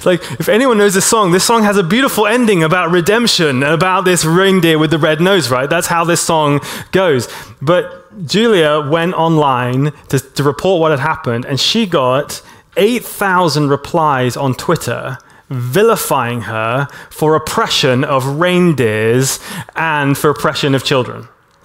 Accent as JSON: {"language": "English", "country": "Hong Kong", "tie": "born or raised there", "moved": "yes", "said": "I grew up in Hong Kong"}